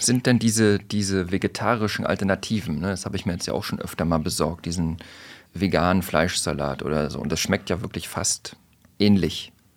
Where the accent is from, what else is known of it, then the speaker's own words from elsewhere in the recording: Mecklenburg-Vorpommern, Germany; ich bin ja aus MacPom